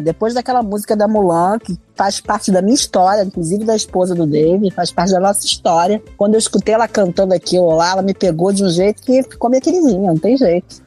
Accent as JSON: {"language": "Portuguese", "country": "Argentina", "second_language": "Portuguese", "moved": "yes", "said": "eu sou argentina"}